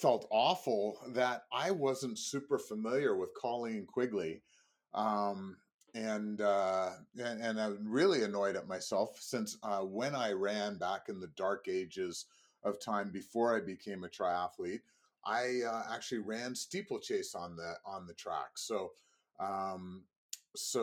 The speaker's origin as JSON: {"language": "English", "country": "Canada", "said": "I am Canadian"}